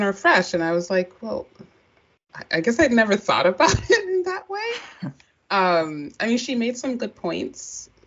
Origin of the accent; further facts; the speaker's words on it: Maryland, United States; we're both from Maryland